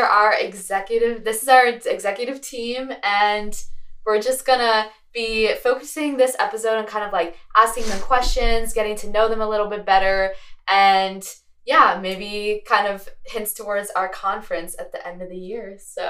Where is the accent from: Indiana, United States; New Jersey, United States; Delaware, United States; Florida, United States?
Delaware, United States; moved away as an adult; now in Gainesville, United States; Delaware, so there. Yeah, I miss the snow so much. And there's like no fall.